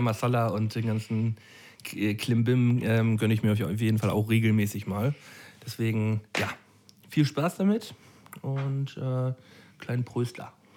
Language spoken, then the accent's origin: German; Flensburg, Schleswig-Holstein, Germany; moved away; im Urlaub in Flensburg, also in meiner Heimat